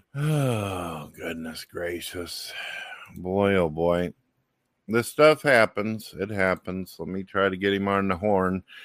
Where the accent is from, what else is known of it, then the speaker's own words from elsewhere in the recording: St. Louis, Missouri, United States; I'm from St. Louis, Missouri